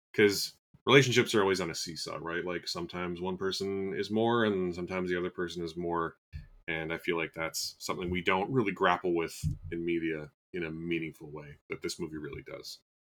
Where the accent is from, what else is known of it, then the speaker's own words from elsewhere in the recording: Canada; as a Canadian